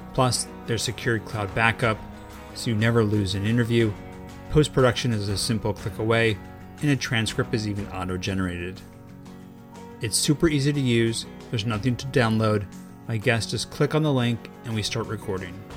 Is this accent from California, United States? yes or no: yes; Los Angeles, California, United States; I was born and raised in Los Angeles